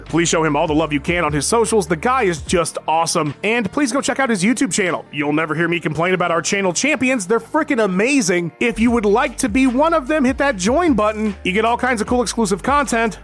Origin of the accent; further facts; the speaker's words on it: United States; Being an American who has now worked with my English counterparts for many years